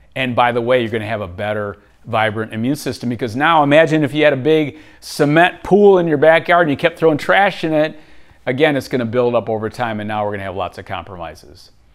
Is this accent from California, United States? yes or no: no; Michigan, United States; Growing up in Michigan, again, I had great parents, but I grew up on really unhealthy foods